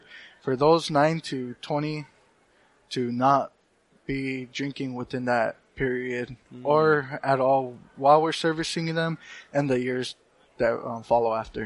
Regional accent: Cochiti Pueblo, New Mexico, United States; I'm originally from Cochiti Pueblo, which is my tribe, and It's also the city which I live

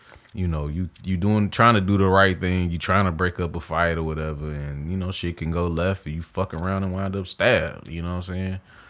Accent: Detroit, Michigan, United States; I am from Detroit City, all right?

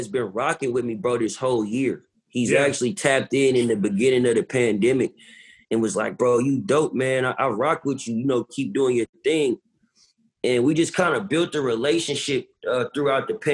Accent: West Coast, United States; I'm from the West Coast

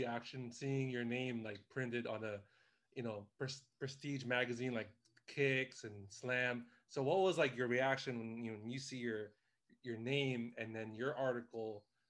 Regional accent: Maryland, United States; moved away; because I'm from Maryland

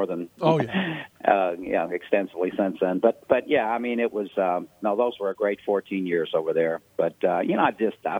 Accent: Louisville, Kentucky, United States; also born or lived in Ohio; Louisville is my hometown. I went to college at Ohio Northern University, but I'm originally from Louisville

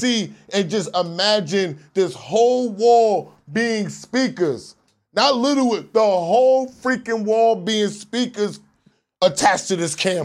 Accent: New York City, New York, United States; I'm from Southside Jamaica, Queens

